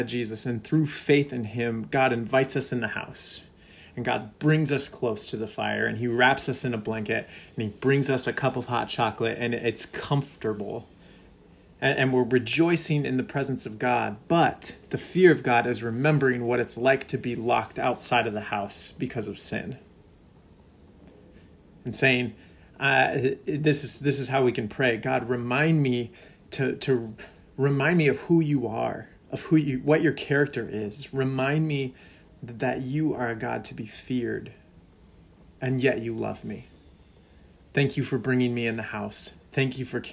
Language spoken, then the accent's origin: English; California, United States; now in Minnesota, United States; a Californian turned Minnesotan